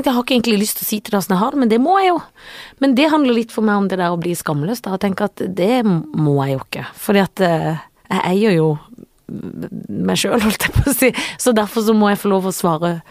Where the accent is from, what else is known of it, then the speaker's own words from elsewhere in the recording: Sørlandet, Norway; jeg er jo fra Sørlandet hvor vi har hytte